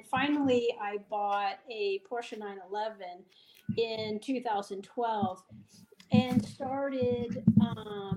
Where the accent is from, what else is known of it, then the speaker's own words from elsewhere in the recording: Fort Lauderdale, Florida, United States; moved away as an adult; now in Denver, United States; I am originally from Fort Lauderdale